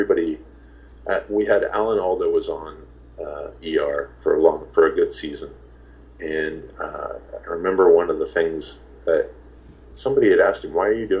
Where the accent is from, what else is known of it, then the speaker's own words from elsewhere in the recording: Indianapolis, Indiana, United States; moved away; I'm from Indiana